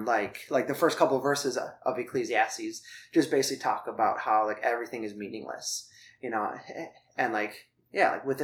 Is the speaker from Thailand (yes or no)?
yes; Thailand; Yeah, well, so you mentioned before that I grew up in Thailand. So my parents were missionaries when I was young.